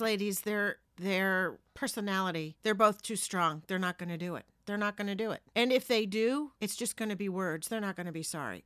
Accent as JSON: {"language": "English", "region": "New Jersey", "country": "United States", "tie": "born or raised there", "also_born_or_lived": "Palisades, New Jersey / Ramsey, New Jersey", "said": "I am a Jersey girl, born and raised in Jersey"}